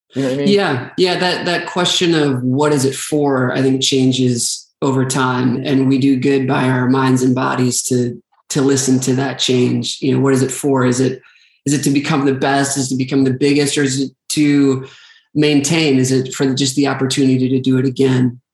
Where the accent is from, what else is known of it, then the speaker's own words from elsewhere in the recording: Staples, Minnesota, United States; I'm from a very small town in Minnesota called Staples, Minnesota